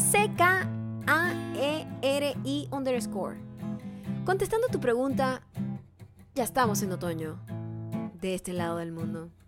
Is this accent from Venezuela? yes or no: no; Buenos Aires, Argentina; Soy de Buenos Aires.